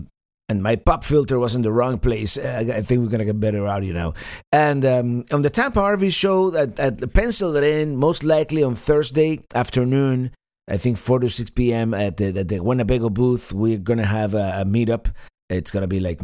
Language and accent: English; Cuba; moved away; also born or lived in Spain; I grew up in this period of time in Cuba